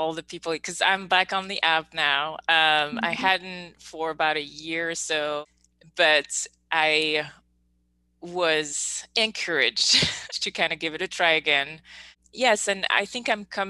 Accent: Belgium; I'm born and raised in Belgium

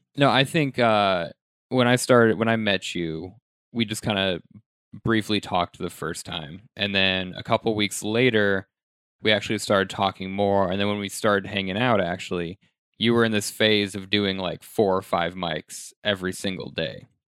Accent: Denver, Colorado, United States; now in New York, United States; I'm from Denver

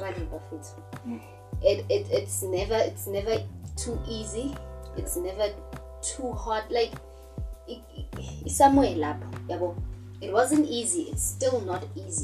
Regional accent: Soweto, Gauteng, South Africa; I'm from Mufulo Central

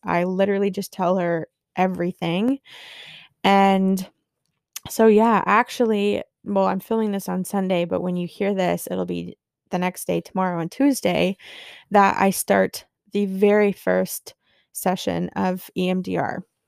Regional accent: Barrie, Ontario, Canada; here in my hometown in Barrie

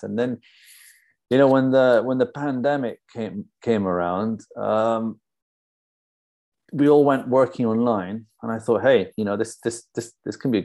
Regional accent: London, United Kingdom; also born or lived in Fairfax, Virginia, United States / Spain; me and my brothers moved to London with my father when I was only 5 years old

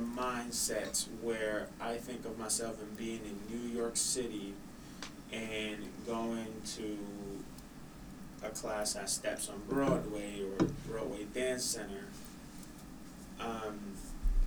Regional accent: Honduras; moved away; I'm born and raised in Honduras

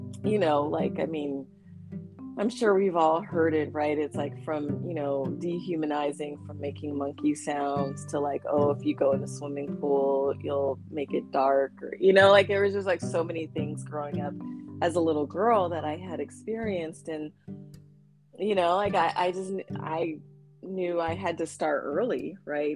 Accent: San Jose, California, United States; also born or lived in Trenton, New Jersey; I grew up, my childhood was in the Bay Area in Northern California

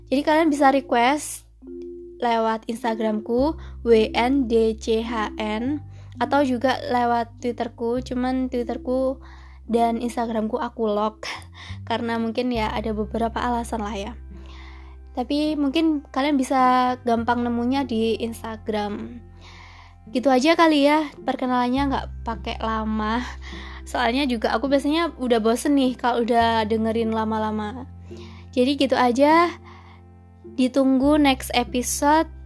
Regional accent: Malang, East Java, Indonesia; Aku asli Malang. Dari TK, SD, SMP, SMA sampai kuliah, nggak tahu kenapa kayak betah banget di Malang.

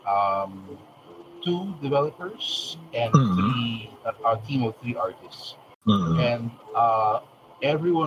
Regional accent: Philippines; we're both Filipino

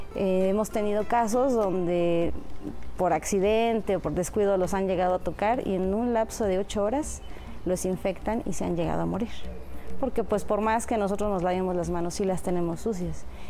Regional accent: Mexico City, Mexico; Yo soy nativa de aquí de Xochimilco

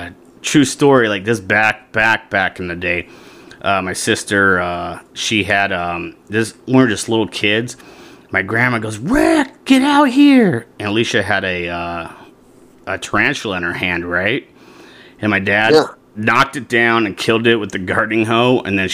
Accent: Washington, United States; now in Arizona, United States; so when I came from Washington, right, you know, in the state of Arizona, they have rattlesnakes

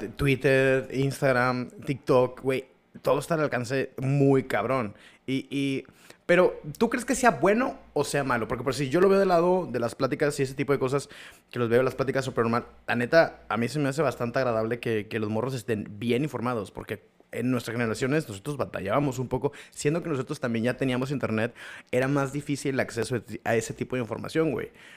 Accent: Mexico; somos mexicanos

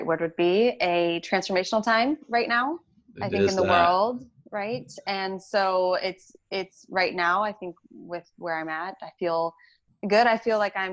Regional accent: Connecticut, United States; also born or lived in Texas; now in Virginia Beach, United States; grew up in Connecticut.

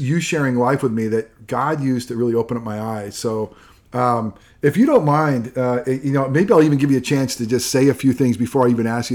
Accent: upstate New York, United States; now in Central Florida, United States; I'm just a little boy from upstate New York and who now lives here in Central Florida and in many ways was sheltered from a lot of things, maybe growing up in the Northeast.

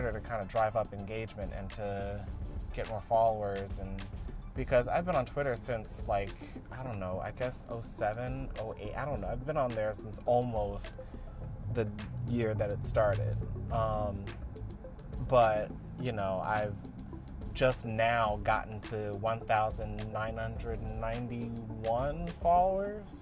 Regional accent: United States; as an American

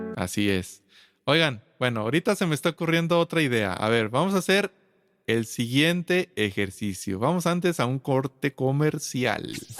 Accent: Aguascalientes, Mexico; soy de Aguascalientes, México

